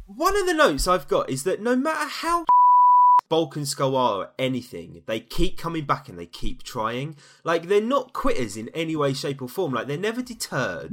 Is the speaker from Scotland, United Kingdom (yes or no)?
no; London, United Kingdom; I hail from East London